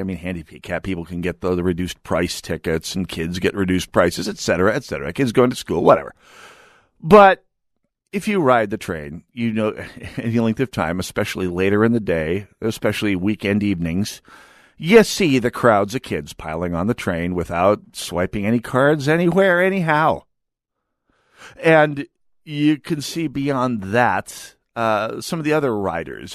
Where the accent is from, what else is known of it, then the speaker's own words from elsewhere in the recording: United States; moved away; we had stores in my hometown, but I mean, fun stores, you had to go to Fargo